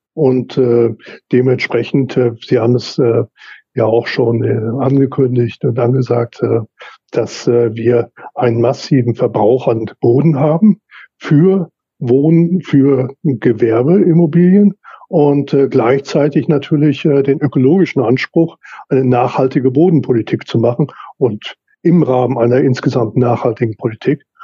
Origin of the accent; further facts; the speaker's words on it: Lüdinghausen, North Rhine-Westphalia, Germany; hier meine Heimatstadt Lüdinghausen